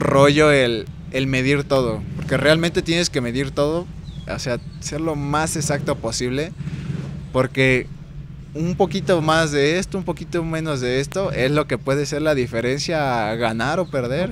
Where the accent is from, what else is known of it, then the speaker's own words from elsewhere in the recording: Mexico; como buen mexicano